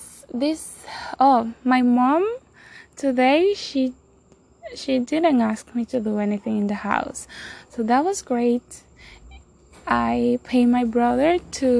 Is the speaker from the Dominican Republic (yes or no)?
yes; Dominican Republic; first language Spanish; English is a second language; I'm from Dominican Republic. Spanish is my first language, so if you are judging my accent